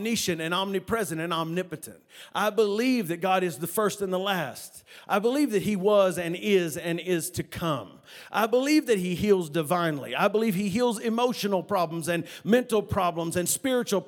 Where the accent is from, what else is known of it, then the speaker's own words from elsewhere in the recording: West Texas, United States; We're from West Texas